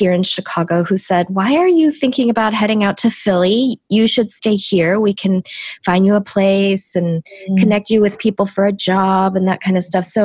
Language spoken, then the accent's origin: English; South Korea; first language Korean; English is a second language; So Korean was my first language, and uh, as I, you know, dove deeply and, uh, you know, very very good student, lost my Korean.